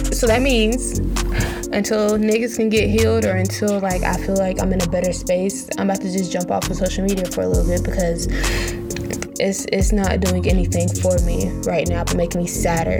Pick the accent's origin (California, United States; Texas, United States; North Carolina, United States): North Carolina, United States; I am from North Carolina, 336 Trefo